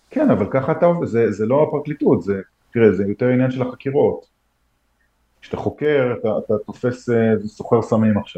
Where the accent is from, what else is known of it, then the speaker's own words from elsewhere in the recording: United States; now in Israel; אני מכיר טוב את אמריקה. בטח. גדלתי שם, כאילו.